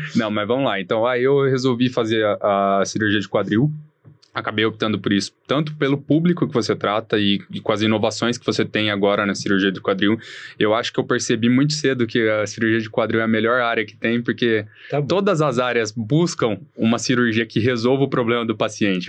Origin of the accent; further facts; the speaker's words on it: Maringá, Paraná, Brazil; moved away as an adult; also born or lived in Porto Alegre; now in São Paulo, Brazil; sou de Maringá, no Paraná, fiz faculdade em Porto Alegre, na Federal de Ciências da Saúde, e depois vim aqui para São Paulo